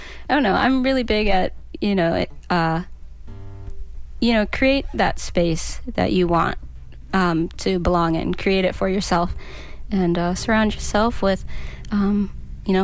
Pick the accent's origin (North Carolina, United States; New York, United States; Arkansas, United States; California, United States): North Carolina, United States; now in St. Petersburg, United States; I am originally from North Carolina, but I've been in St. Pete now for about 12 years